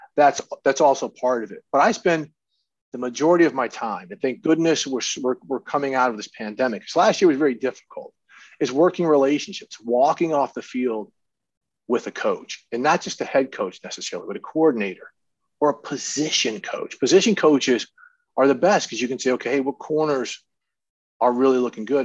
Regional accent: St. Louis, Missouri, United States; also born or lived in Minnesota; I went to high school and stuff in St. Louis. I, I consider it my home.

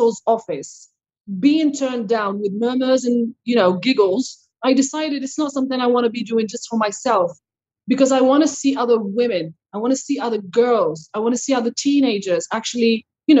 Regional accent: Morocco; now in Quebec, Canada; I grew up in Morocco.

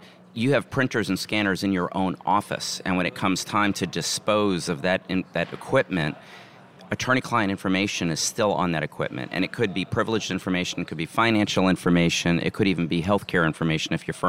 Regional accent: Atlanta, Georgia, United States; I'm from Atlanta, Georgia, and you wonder why I'm down here in Florida.

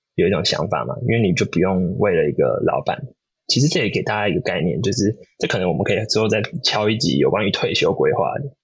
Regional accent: Taiwan; now in California, United States; 我们身为台湾人

